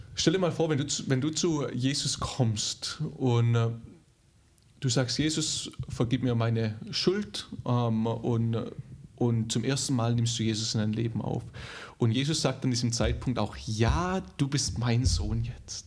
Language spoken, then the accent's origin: German; Germany; moved away; also born or lived in Dallas; als Deutscher